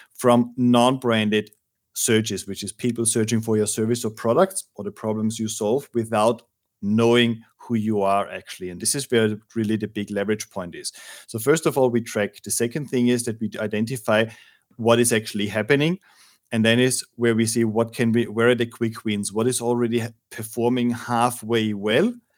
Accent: Austria; now in Madrid, Spain; I'm from Austria

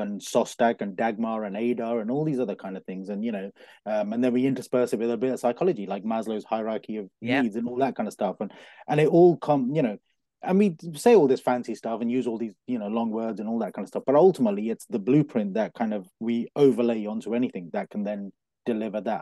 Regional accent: Coventry, West Midlands, United Kingdom; moved away as an adult; also born or lived in London; I was born in Coventry, born and bred in Coventry.

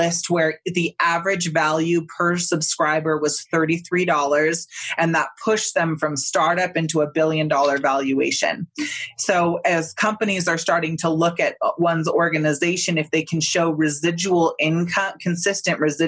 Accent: Northern California, United States; I grew up in Northern California

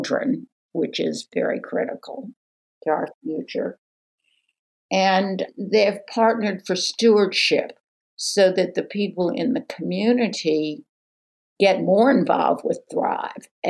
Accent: New Orleans, Louisiana, United States; moved away; I hail from New Orleans, and I've been involved in arts and tourism for a long, long time

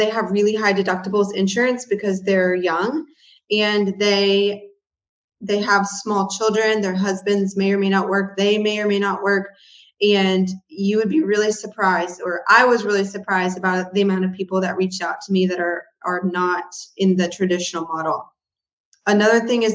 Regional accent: Houston, Texas, United States; moved away as an adult; also born or lived in College Station, Texas; now in northwest of Dallas-Fort Worth, United States; I am originally from Houston, Texas, or near Houston

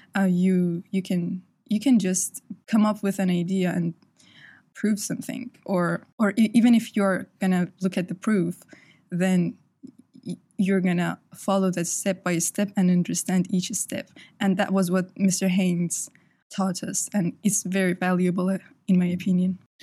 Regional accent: Iran; now in United Kingdom; I'm from Iran.

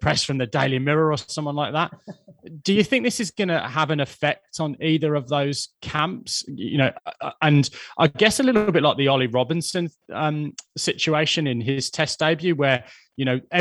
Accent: England, United Kingdom; As an Englishman

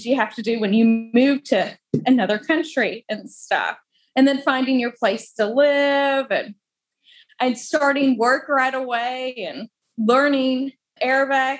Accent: Alabama, United States; moved away as an adult; also born or lived in Jackson, Michigan / Kansas / Abu Dhabi / Alaska; now in Cyprus; I was born in Jackson, Michigan. My parents were born and raised there. And then my dad's job transferred him to Kansas. We lived in Kansas for about 5 years. And then we moved to Alabama when I was in second grade

